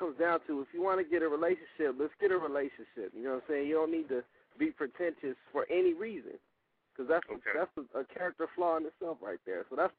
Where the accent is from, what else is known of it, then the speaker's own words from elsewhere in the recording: California, United States; we are from Cali, we mostly rock out here.